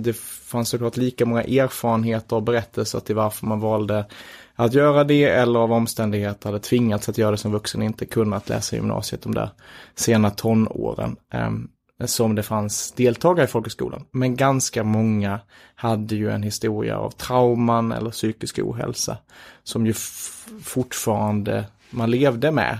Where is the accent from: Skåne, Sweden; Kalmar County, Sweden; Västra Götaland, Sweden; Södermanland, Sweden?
Skåne, Sweden; Göinge; moved away as an adult; now in Stockholm, Sweden; jag är från Göinge